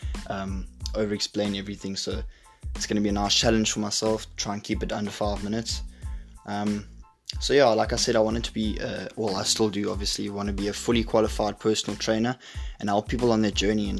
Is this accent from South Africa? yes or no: yes; South Africa; now in Glasgow, United Kingdom; I'm from South Africa, but I'm living in Glasgow now with my family